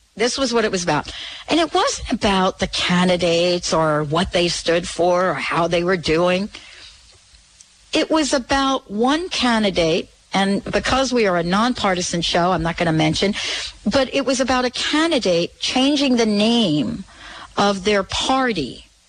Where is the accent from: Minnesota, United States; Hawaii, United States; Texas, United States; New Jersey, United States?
New Jersey, United States; Plainfield; now in Seattle, United States; I grew up in Jersey, graduated from Plainfield High School